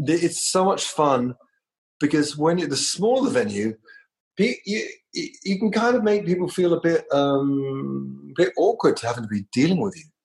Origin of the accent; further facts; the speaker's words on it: London, United Kingdom; moved away as an adult; I came from London.